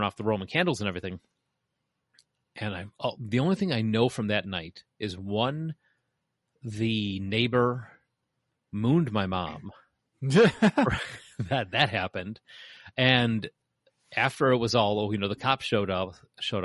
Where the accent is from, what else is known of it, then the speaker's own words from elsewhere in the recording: Bolingbrook, Illinois, United States; also born or lived in Chicago, United States; we moved from Chicago to Bolingbrook